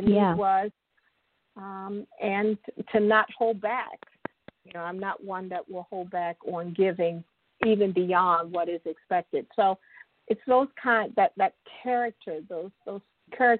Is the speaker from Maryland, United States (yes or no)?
yes; Baltimore, Maryland, United States; moved away as an adult; also born or lived in Central Ohio; now in Ohio, United States; I'm originally from Baltimore, and I was here in Ohio on my own